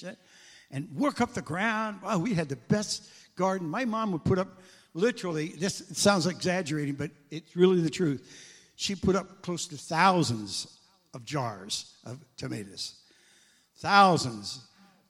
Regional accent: Iowa, United States; I grew up in Iowa, and I grew up outside, on the edges of town

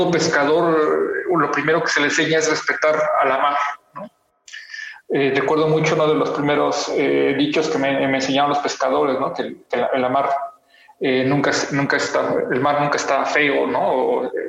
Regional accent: Mexico City, Mexico; moved away as an adult; also born or lived in Oaxaca; soy chilango, nací en Ciudad de México, pero hace más de 20 años que salí de ahí

